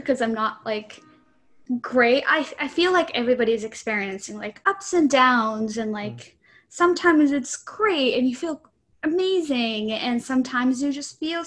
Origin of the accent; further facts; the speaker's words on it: Japan; now in United States; I was born and raised in Japan